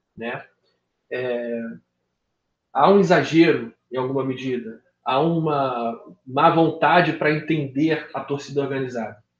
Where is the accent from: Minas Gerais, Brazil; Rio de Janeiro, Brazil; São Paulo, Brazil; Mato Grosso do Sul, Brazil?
Rio de Janeiro, Brazil; Baixada Fluminense; Eu sou da Baixada, eu morei em favela